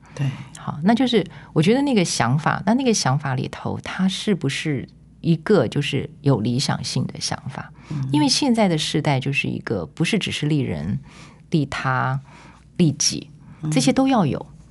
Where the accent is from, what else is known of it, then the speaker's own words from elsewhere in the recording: Taipei, Taiwan; moved away; also born or lived in Tainan; 因为我是台北人